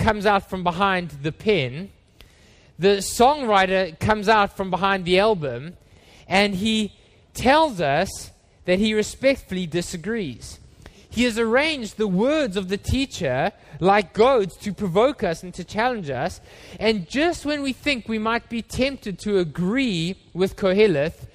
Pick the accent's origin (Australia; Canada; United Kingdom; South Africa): South Africa; Johannesburg, Gauteng; when I was a boy, we grew up in Johannesburg, and we don't live in apartments in South Africa